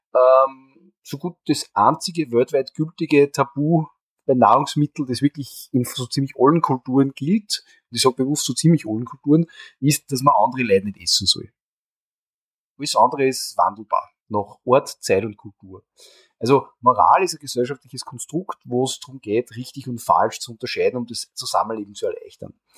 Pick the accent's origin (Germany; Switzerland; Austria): Austria; bei uns in Österreich